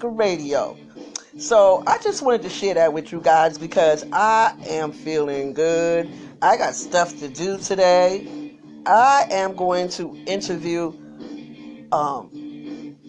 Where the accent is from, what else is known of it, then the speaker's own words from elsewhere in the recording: New York City, New York, United States; me too